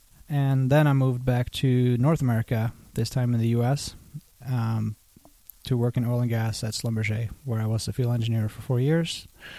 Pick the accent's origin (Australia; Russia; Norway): Norway; moved away as an adult; also born or lived in Canada / Los Angeles, United States; now in Santa Monica, United States; I grew up in a town 10 minutes by train outside Oslo. And I moved, when I was 19, I moved to Canada to study at the University of British Columbia.